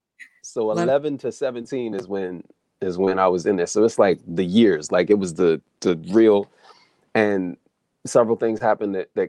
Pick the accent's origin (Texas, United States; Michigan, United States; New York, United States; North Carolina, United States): North Carolina, United States; New Bern; born there; Anyway, I was born in North Carolina and I was born in New Bern, North Carolina.